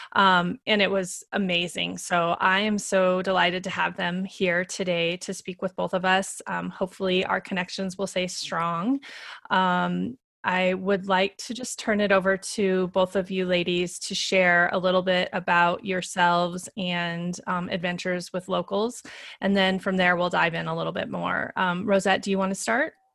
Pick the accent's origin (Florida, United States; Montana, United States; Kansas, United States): Montana, United States; I grew up in Montana in the United States